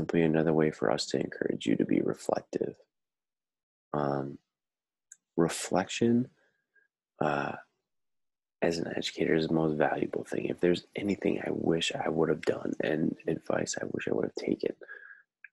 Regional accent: Cumberland, Wisconsin, United States; moved away as an adult; also born or lived in Houston, Texas; now in Twin Cities, United States; I grew up in Cumberland, Wisconsin.

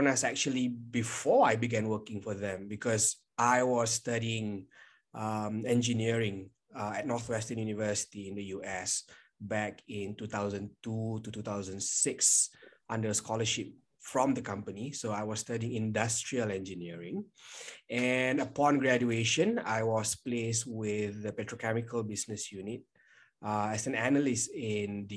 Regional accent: Kuala Lumpur, Malaysia; I am from Kuala Lumpur, Malaysia.

